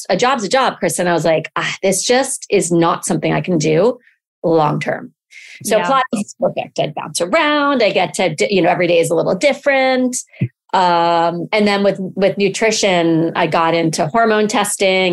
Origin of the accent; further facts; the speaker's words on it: Connecticut, United States; moved away as an adult; also born or lived in Jackson Hole, Wyoming; now in Santa Monica, United States; I grew up in Connecticut, outside of New York City